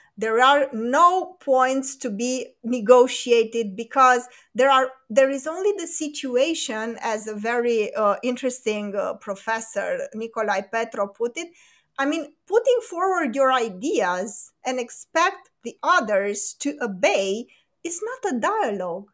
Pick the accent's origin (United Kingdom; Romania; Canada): Romania; in Romania, we live in a fantasy world where the American dream is still a thing here